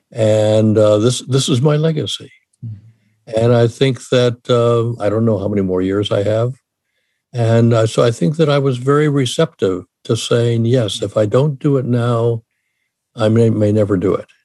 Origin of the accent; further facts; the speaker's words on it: Washington, District of Columbia, United States; moved away as an adult; also born or lived in Ohio / Michigan; now in California, United States; I grew up in Washington D.C., went to school in Ohio, then in Michigan. I'm now in California